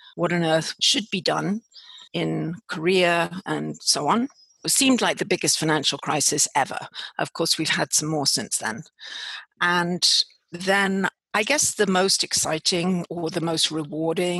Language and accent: English; United Kingdom; accent: British; also born or lived in Washington, D.C., United States; I obviously have a British accent